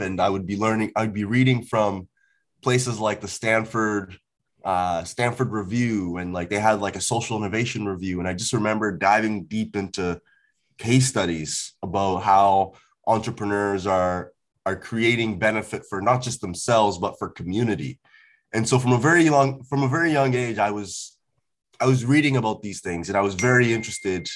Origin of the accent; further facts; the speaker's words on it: Port Hawkesbury, Nova Scotia, Canada; also born or lived in Ghana; I grew up in a rural town in Nova Scotia for about 10 years.